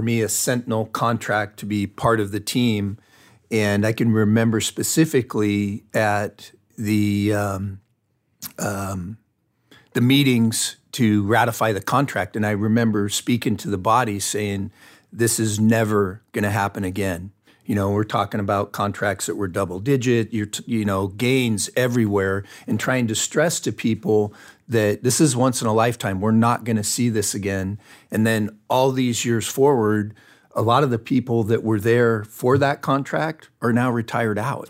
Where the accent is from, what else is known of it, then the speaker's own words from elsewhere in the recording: Fontana, California, United States; I grew up, I was born and raised in Fontana, California, which is in Southern California.